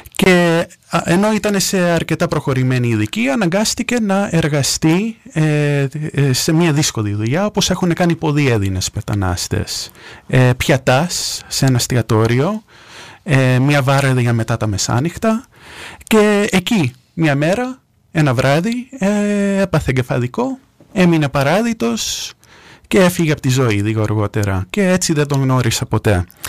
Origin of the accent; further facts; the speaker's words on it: New York, United States; moved away as an adult; now in Greece; Έχω γεννηθεί στη Νέα Υόρκη, εκεί μεγάλωσα.